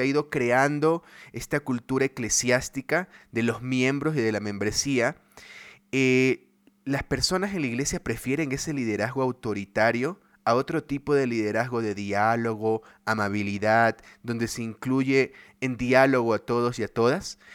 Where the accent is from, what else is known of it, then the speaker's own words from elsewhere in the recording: Ecuador; en Ecuador, en mi país